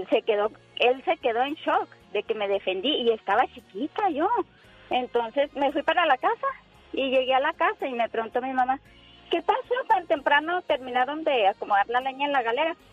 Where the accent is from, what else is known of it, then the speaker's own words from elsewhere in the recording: Chihuahua, Mexico; now in United States; Mira, yo soy de allá de Chihuahua. No te voy a decir el pueblito